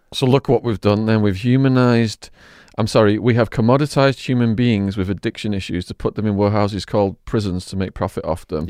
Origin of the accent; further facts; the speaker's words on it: Widnes, North West England, United Kingdom; my hometown of Widnes